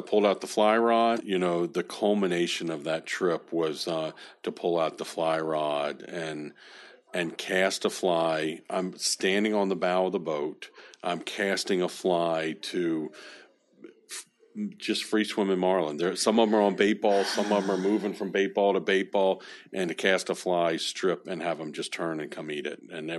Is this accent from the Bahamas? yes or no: yes; Bahamas; I think I come from the Bahamas.